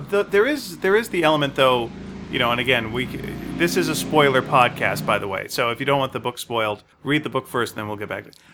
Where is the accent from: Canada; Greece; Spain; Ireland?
Canada; Montreal, Quebec; I was born in Montreal, Quebec